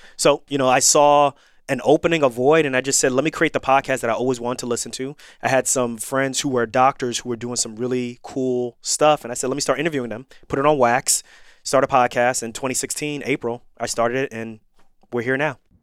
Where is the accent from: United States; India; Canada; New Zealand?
United States; Irvington, New Jersey; moved away; also born or lived in New York / Missouri / Pennsylvania / Florida; I grew up in Irvington, New Jersey